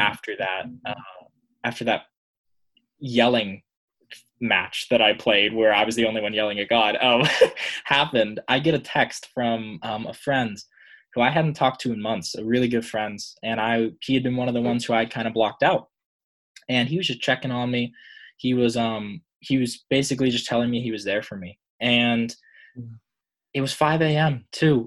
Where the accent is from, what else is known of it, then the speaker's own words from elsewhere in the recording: Pittsburgh, Pennsylvania, United States; I'm from Pittsburgh, Pennsylvania